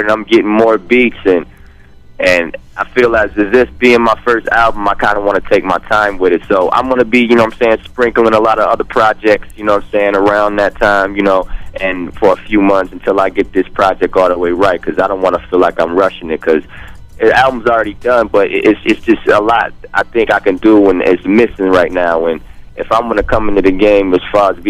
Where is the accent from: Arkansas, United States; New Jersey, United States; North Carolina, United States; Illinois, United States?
Illinois, United States; Chicago; I'm from Chicago